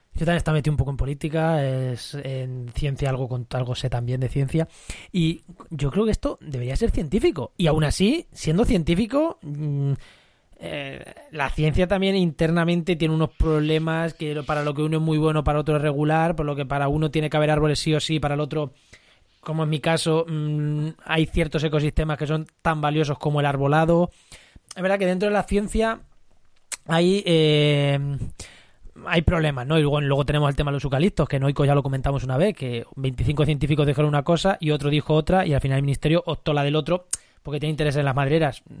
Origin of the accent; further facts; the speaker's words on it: Albacete, Castilla-La Mancha, Spain; como manchego albaceteño que soy